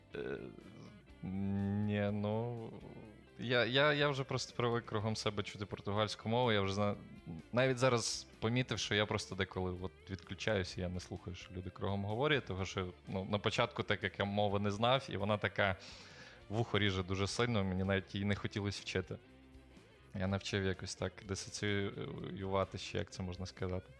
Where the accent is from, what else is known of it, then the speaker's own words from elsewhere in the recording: Ukraine; now in Portugal; Я кажу, ну, з України